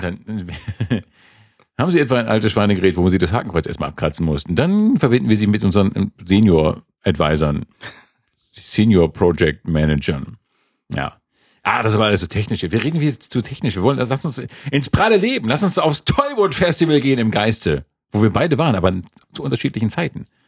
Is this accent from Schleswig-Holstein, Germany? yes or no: yes; Schleswig-Holstein, Germany; moved away; Also Schleswig-Holstein nördlich der Elbe, also nörd, die Gebiete nördlich der Elbe und westlich von Lübeck so ungefähr. Das ist so meine Heimat.